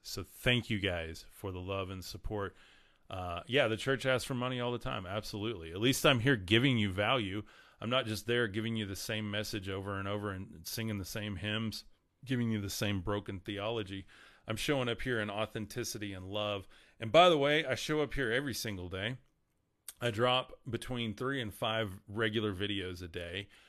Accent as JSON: {"language": "English", "region": "West Texas", "country": "United States", "said": "I'm from West Texas, and I get corrected on my, my grammar all the time"}